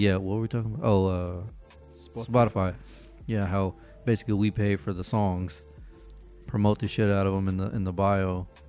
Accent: Florida, United States; moved away; I'm from Florida.

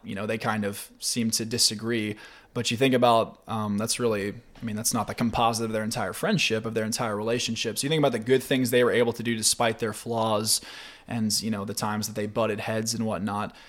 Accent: Spring Hill, Tennessee, United States; I go to Lanton Church of Christ, which is in Spring Hill, which is my hometown

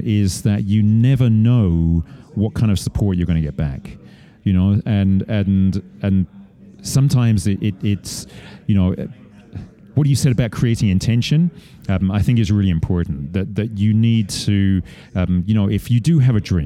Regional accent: Estes Park, Colorado, United States; Estes Park, which is my hometown

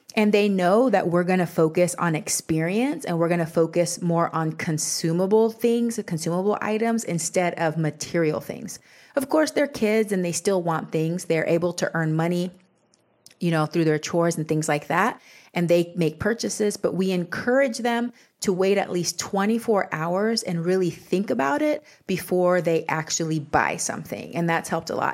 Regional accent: Texas, United States; I grew up in Texas, which is the land of bigger is better.

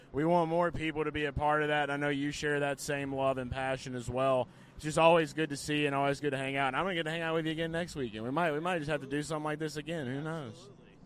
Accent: New Orleans, Louisiana, United States; I'm from the New Orleans area

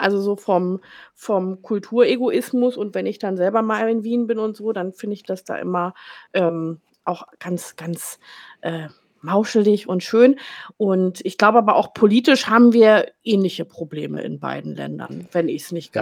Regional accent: Rheda-Wiedenbrück, North Rhine-Westphalia, Germany; now in Bielefeld, Germany; Also ich wohne in Bielefeld, ich komme aber aus reda -Wiedenbrück.

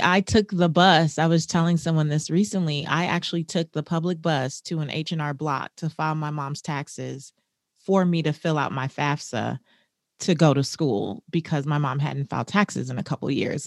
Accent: Los Angeles, California, United States; I grew up in South Central Los Angeles in not the best neighborhood

